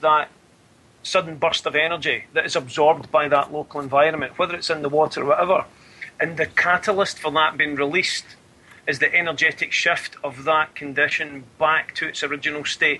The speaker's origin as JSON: {"language": "English", "region": "Scotland", "country": "United Kingdom", "said": "Being Scottish"}